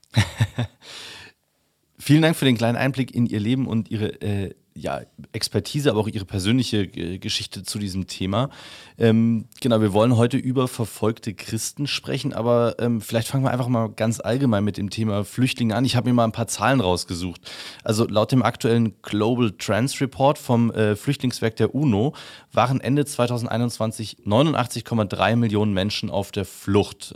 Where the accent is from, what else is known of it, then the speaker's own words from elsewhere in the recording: Upper Bavaria, Germany; Ich bin in, äh, in Bayern aufgewachsen, habe dort mein Abitur gemacht ähm, und in Oberbayern